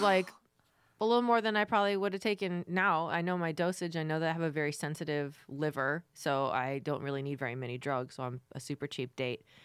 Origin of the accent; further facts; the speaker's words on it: Florida, United States; I'm from Florida